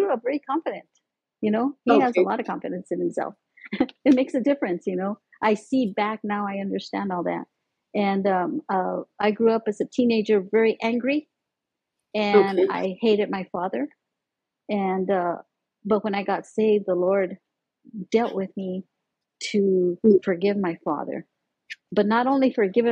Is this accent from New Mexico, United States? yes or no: yes; Montezuma, New Mexico, United States; also born or lived in Arizona / Pueblo, Colorado; I grew up in Montezuma, New Mexico. That's like about 20 miles north of Las Vegas, New Mexico, up in the mountains